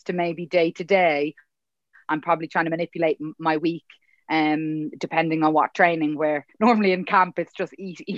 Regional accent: Dublin, Leinster, Ireland; moved away as an adult; also born or lived in England; I'm actually from here. I'm from Dublin

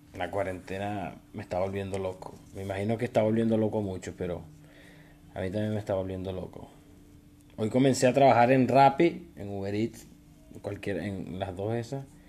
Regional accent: Venezuela; now in Chile; Yo soy de Venezuela

